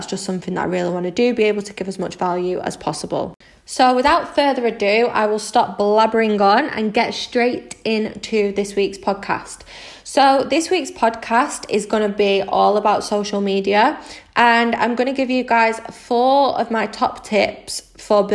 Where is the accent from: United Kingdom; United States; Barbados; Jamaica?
United Kingdom; Manchester, North West England; I'm 25 from Manchester in the UK